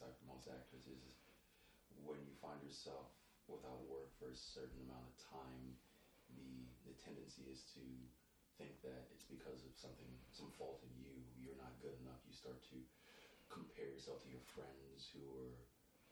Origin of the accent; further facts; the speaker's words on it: New York, United States; When I lived here in the city, growing up in New York